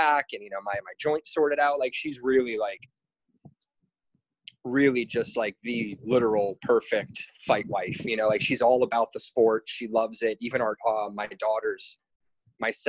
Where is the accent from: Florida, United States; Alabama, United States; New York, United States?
Florida, United States; New Port Richey; moved away as an adult; now in Hawaii, United States; I'm originally from the Tampa area, from a little town called Newport Richey. It's in Pasco County.